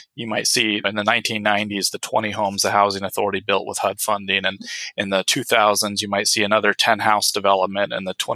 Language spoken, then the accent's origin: English; Medford, Oregon, United States; moved away as an adult; also born or lived in Utqiagvik, Alaska; now in Anchorage, United States; I moved back to my hometown of Medford, Oregon